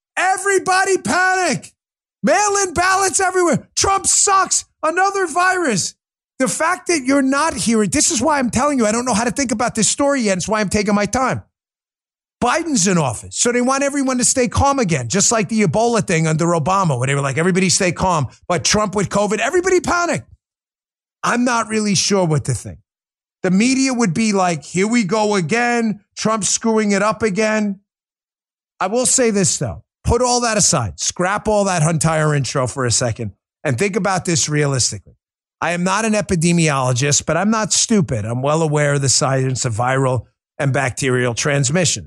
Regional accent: New York, United States; moved away as an adult; also born or lived in Maryland; now in Florida, United States; I'm a New York kid. I'm not a poser. I live in Florida. I've been here eight years, spent 12 years in Maryland. I've been out of New York and south of New York almost as long as I lived in New York. But the hard reality is, I'm a New Yorker.

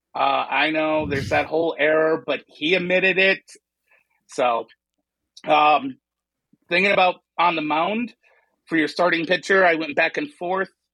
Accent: Chicago, Illinois, United States; growing up on the South Side, I do have the White Sox in my blood

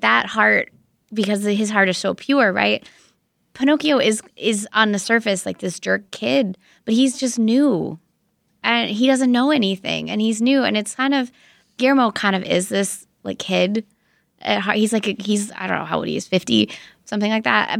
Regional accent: United States; as an American

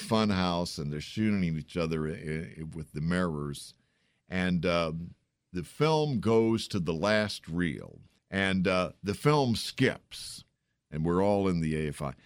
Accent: San Antonio, Texas, United States; now in Washington, D.C., United States; I grew up in San Antonio, Texas.

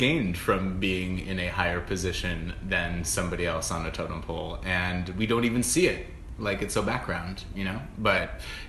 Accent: San Diego, California, United States; when I was a little baby gay growing up in San Diego

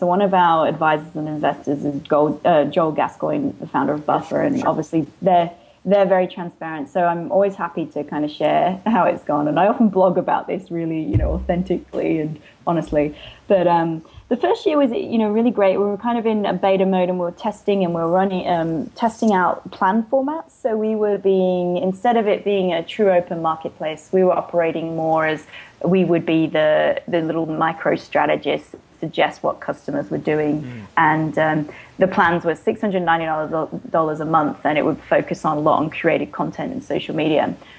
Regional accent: Australia; accent: hybrid; also born or lived in England; now in San Francisco, United States; because I was born in England and then moved to Australia when I was 10. And so I'm a dual citizen and then lived in Australia for most of my life. Before moving to San Francisco.

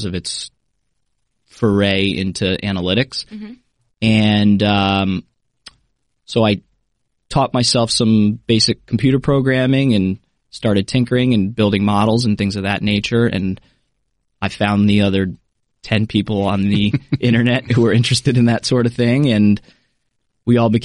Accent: New Jersey, United States; moved away; also born or lived in New Orleans; I grew up in New Jersey

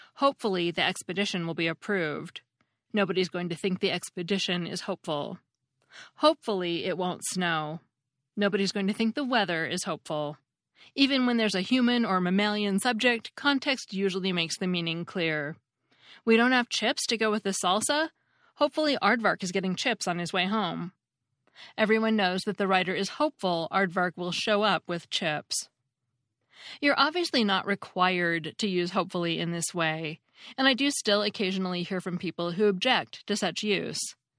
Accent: United States; as an American

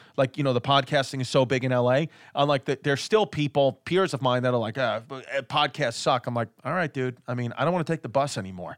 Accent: New York City, New York, United States; I'm from Queens. I, I was born in Queens

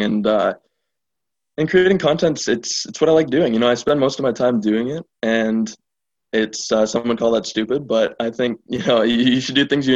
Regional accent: Ottawa, Ontario, Canada; I was born in Ottawa

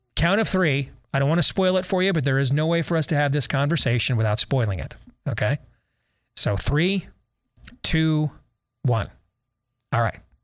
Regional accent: Iowa, United States; I'm from Iowa.

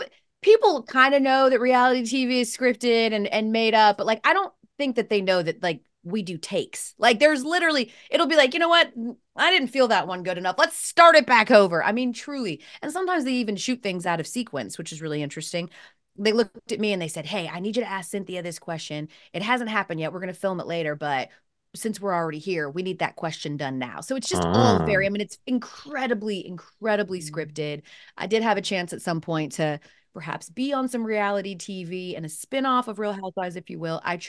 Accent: Atlanta, Georgia, United States; When I was living in Atlanta, of course I'm from Atlanta

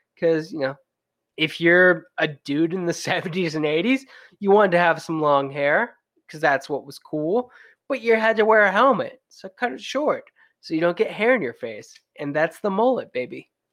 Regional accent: Western New York, United States; I'm from Western New York

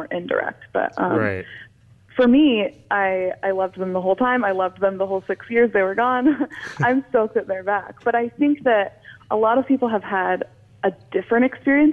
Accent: a suburb of Portland, Oregon, United States; I'm from the Northwest. I'm from a suburb of Portland, Oregon

